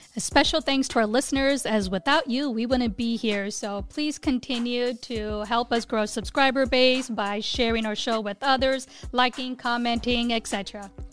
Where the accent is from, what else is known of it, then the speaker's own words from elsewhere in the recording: India; English is a second language; moved away; Indian, woman, height, not having English is my first language